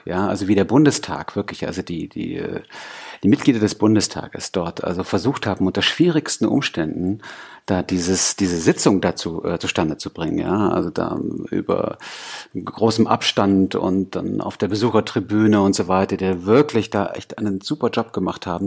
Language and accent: German; East Germany, Germany; als Ossi-Kind